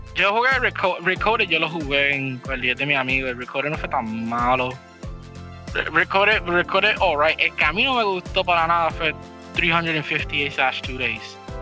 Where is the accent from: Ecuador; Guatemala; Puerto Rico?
Puerto Rico; Puerto Rico es considerado ser, de toda Latinoamérica, nosotros somos considerados los weird ones, como usamos el español